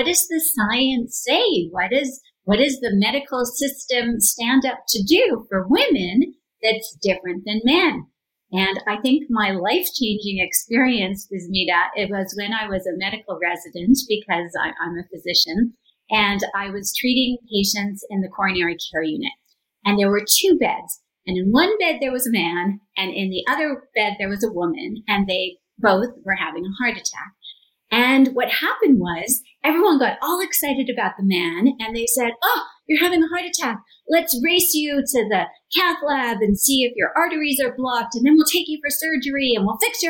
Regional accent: Canada; I'm from Canada

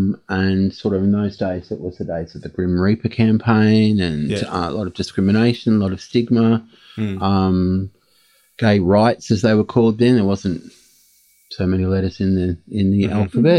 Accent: Perth, Western Australia, Australia; moved away as an adult; also born or lived in Sydney / London / Germany / Spain; I'm from Perth. I work at Hepatitis WA and I've been living back in Perth for the last couple of years after over 35 years

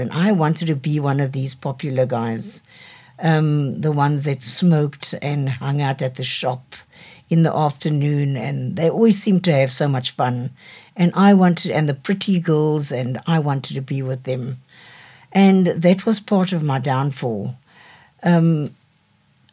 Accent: Cape Town, Western Cape, South Africa; I grew up in Cape Town, in Devil's Peak.

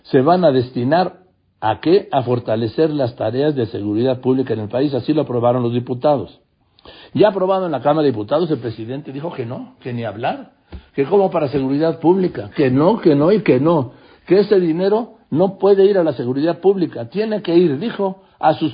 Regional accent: Mexico; also born or lived in Madrid, Spain; yo nací en Madrid, soy mexicano, pero nací en Madrid

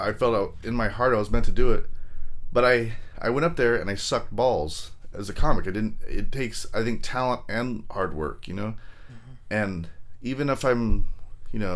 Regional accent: Long Beach, California, United States; moved away as an adult; now in San Jose, United States; I was born and raised in LA County. I'm from there. I'm from Long Beach

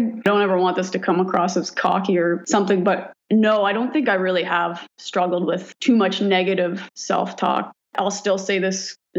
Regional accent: Port Elgin, Ontario, Canada; also born or lived in Owen Sound, Ontario; I was born in Owen Sound, Ontario. About grade six, I moved to Port Elgin. My parents actually ended up separating and getting divorced. So I moved with my mom. Port Elgin is a small town in cottage country up on Lake Huron.

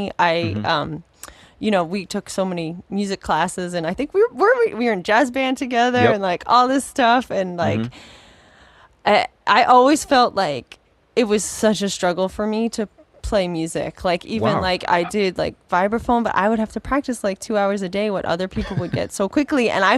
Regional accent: Brentwood, New York, United States; growing up on Long Island. I felt like such an outcast.

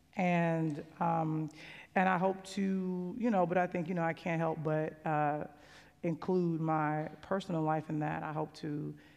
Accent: Chicago, Illinois, United States; And I'm from Chicago. You know, I got a single parent

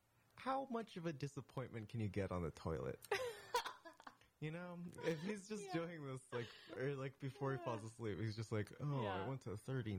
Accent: Portland, United States; From Portland.

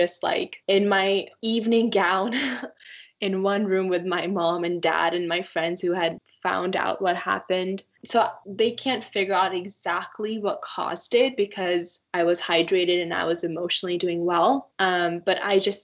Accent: Washington, United States; born or raised there; also born or lived in Punjab, India / Colville, Washington / Moses Lake, Washington / George, Washington

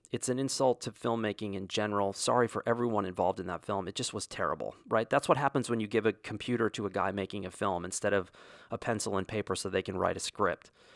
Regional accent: Wyoming, United States; moved away; I grew up, at least in part, in Wyoming

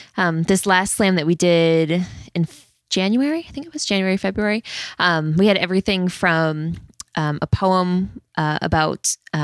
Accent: Pennsylvania, United States; if I'm the white girl from the country, I can't really write about living in, you know, urban New York

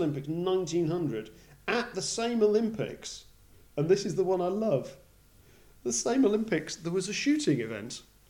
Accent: Yorkshire and the Humber, United Kingdom; moved away as an adult; now in Australia; I'm from Yorkshire

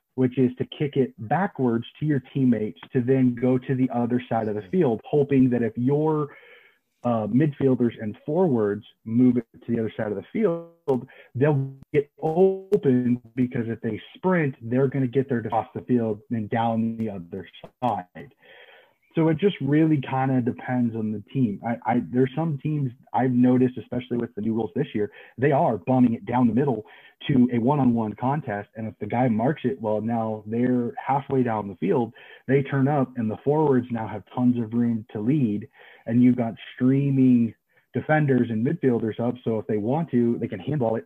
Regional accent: Des Moines, Iowa, United States; I was born and raised here in Des Moines, Iowa. I'm prototypical American.

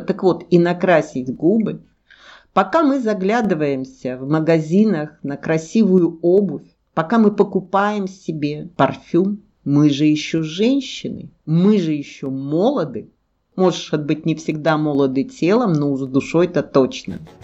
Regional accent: Krasnodar, Krasnodar Krai, Russia; я из Краснодара

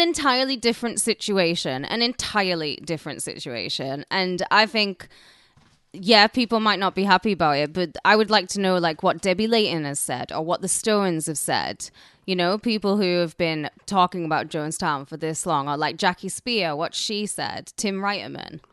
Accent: United Kingdom; now in United States; I'm British

